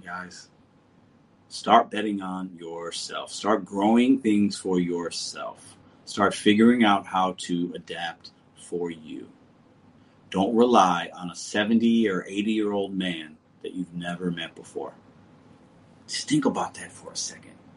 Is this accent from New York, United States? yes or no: no; St. Louis, Missouri, United States; I am from St. Louis.